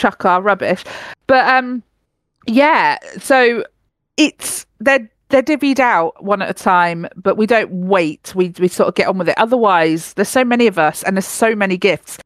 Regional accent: United Kingdom; As a British person

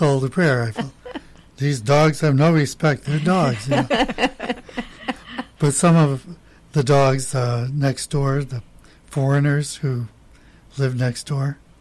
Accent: United States; now in Chiang Mai, Thailand; as an American

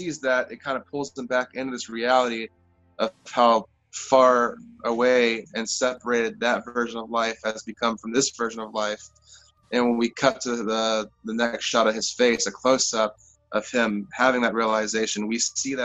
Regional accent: Nevada, United States; my hometown, a little country town called Nevada

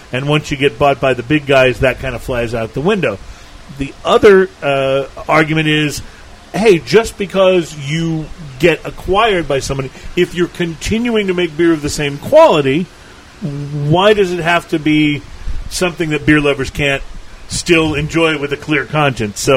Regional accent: Texas, United States; also born or lived in New England; I grew up in South Texas, and so I've been eating Tex-Mex food most of my life, and I love hot and spicy food.

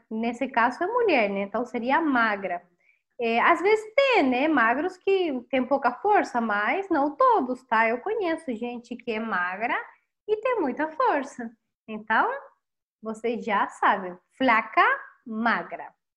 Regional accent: Chile; Portuguese is a second language; sou chilena e a tua professora de espanhol

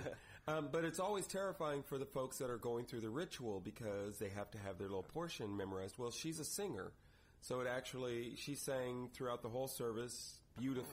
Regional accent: Indiana, United States; moved away; We are both Hoosiers. We're both from Indiana.

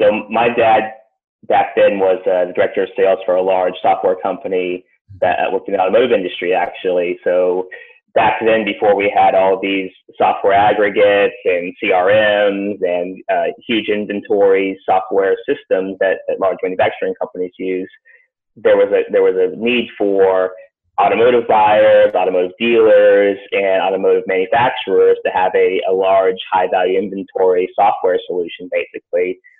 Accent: Atlanta, Georgia, United States; also born or lived in Boston / Long Island; I was born in Boston originally. Grew up early years there in just outside New York City on Long Island. When I was about 6 or 7, I moved to Atlanta. So I did my primary, secondary school in Georgia.

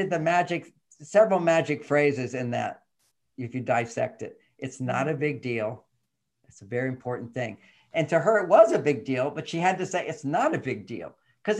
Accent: Texas, United States; I'm a guy growing up in Texas during the Vietnam War

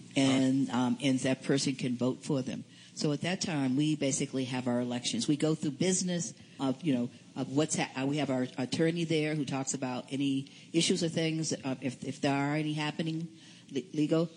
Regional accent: Boston, Massachusetts, United States; I'm from Boston, Massachusetts, and I'm from St. Joseph's Community Incorporated

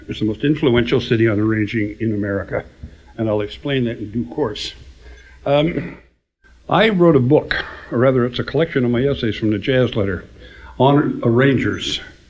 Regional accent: Canada; moved away; also born or lived in Chicago; I'm a Canadian

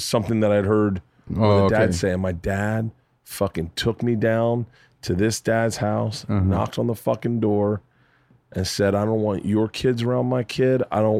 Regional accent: the South, United States; I grew up in the South when people said that.

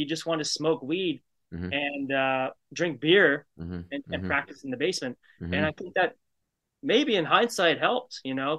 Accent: Ajax, Ontario, Canada; also born or lived in Toronto, Canada; now in Pickering, Canada; we grew up in Ajax as teenagers in the 90s.

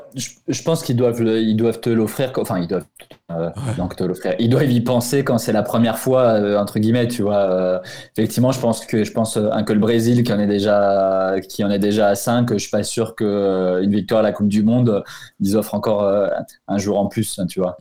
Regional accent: Portugal; en tant que Portugais

